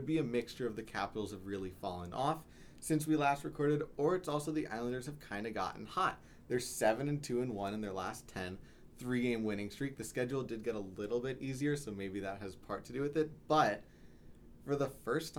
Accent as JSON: {"language": "English", "region": "New York", "country": "United States"}